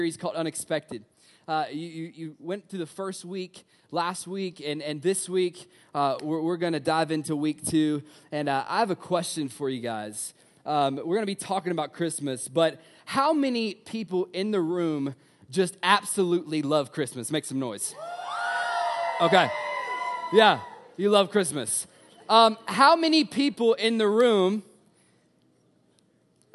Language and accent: English; Tennessee, United States; I'm from Tennessee.